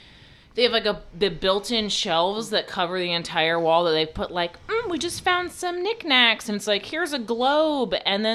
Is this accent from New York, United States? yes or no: yes; New York City, New York, United States; I'm from Queens.